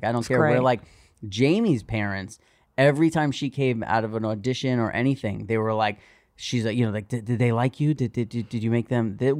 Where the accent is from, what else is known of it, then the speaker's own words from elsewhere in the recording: New York City, New York, United States; It's another thing about growing up in New York City.